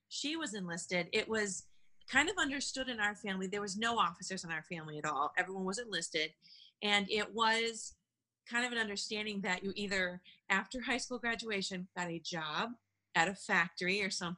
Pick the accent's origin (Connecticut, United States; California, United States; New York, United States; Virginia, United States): New York, United States; Buffalo; moved away as an adult; also born or lived in Washington, District of Columbia, United States / Bitburg, Germany; I'm from Buffalo, New York